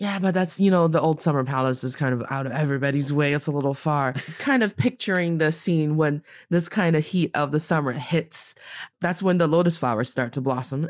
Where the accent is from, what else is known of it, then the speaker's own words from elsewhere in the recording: Northeast China, China; I am from the northeast part of China, and I am talking to you in Beijing today.